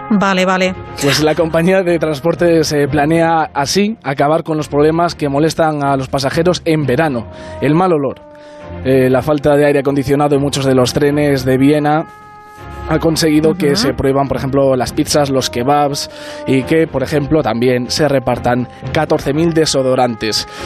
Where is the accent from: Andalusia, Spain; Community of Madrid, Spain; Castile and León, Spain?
Castile and León, Spain; Ponferrada; De Ponferrada.